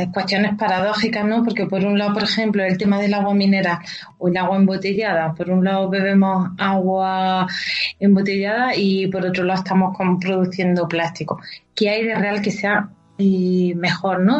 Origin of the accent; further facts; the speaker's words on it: Baza, Andalusia, Spain; now in Madrid, Spain; yo que soy de Baiza